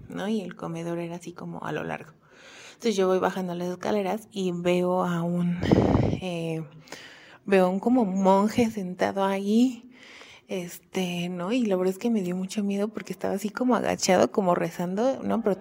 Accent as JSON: {"language": "Spanish", "town": "Xalapa", "region": "Veracruz", "country": "Mexico", "tie": "born there", "said": "yo, yo nací en Jalapa, Veracruz, iba siempre a visitar a mis abuelos."}